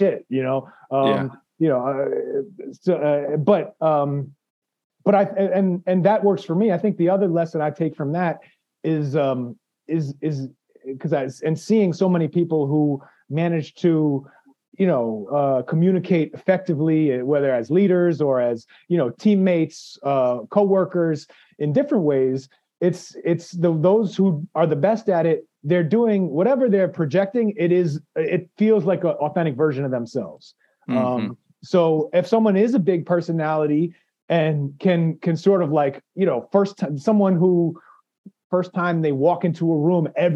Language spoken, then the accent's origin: English; New York City, New York, United States; also born or lived in Philippines; I had an hour and a half ride to my high school on the subway growing up in New York